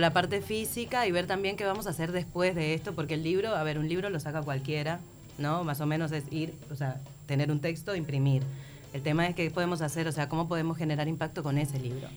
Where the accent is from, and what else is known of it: Venezuela; moved away as an adult; now in Montevideo, Uruguay